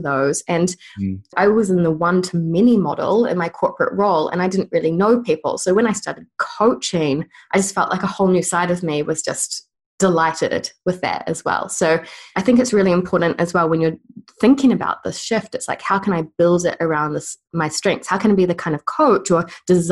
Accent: New Zealand; accent: New Zealand; I've moved back home to New Zealand

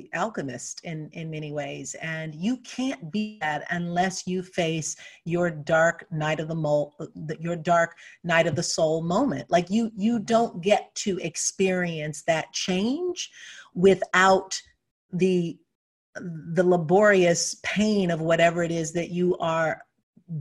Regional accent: Detroit, Michigan, United States; I was born and raised in Detroit

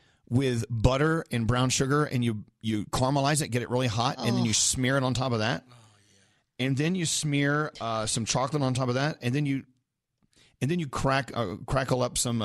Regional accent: Texas, United States; I'm from Texas

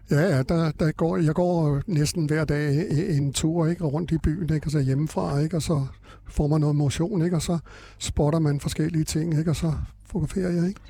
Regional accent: Frederiksberg, Capital Region of Denmark, Denmark; Jeg kommer her fra Frederiksberg, eller fra København, ikke? Altså Frederiksberg, jeg har boet på Frederiksberg øh, øh, hele mit liv

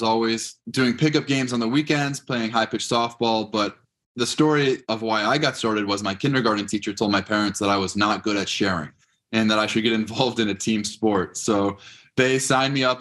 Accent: Los Angeles, California, United States; I grew up in California, LA County in the Valley

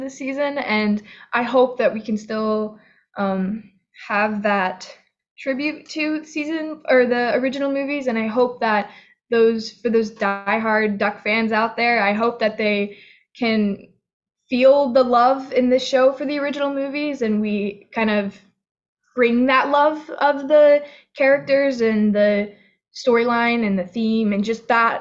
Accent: Florida, United States; I grew up in Florida

